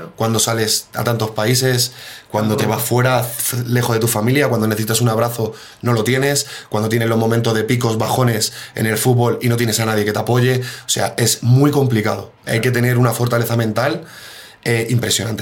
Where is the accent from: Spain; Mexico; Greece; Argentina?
Spain; Mejorada del Campo, Community of Madrid; moved away as an adult; also born or lived in Poland / Italy / Switzerland; Yo soy de Mejorada del Campo y me crié en el Mejoreño